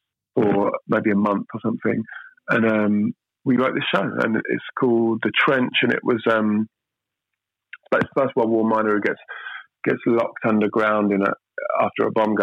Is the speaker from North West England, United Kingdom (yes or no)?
no; London, United Kingdom; I'm from Southeast London